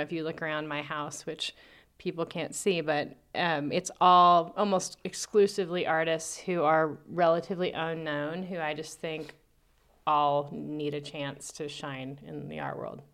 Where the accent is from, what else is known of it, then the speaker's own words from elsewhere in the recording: Albuquerque, New Mexico, United States; also born or lived in New Orleans; born and raised in Albuquerque, uh, went away to college in New Orleans and Mexico City